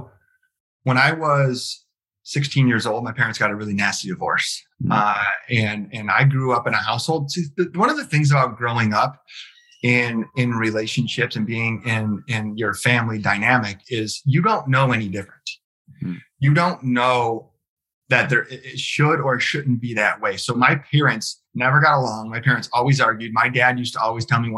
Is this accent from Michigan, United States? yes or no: yes; Detroit, Michigan, United States; born and raised in Southeast Michigan. So literally I was born in the city of Detroit. I've lived here my entire life